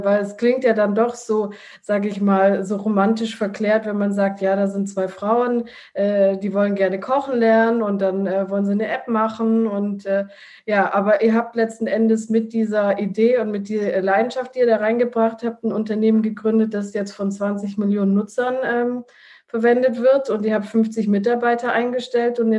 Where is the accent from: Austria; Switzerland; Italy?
Italy; ich als Italienerin bin sowieso äh, Esserin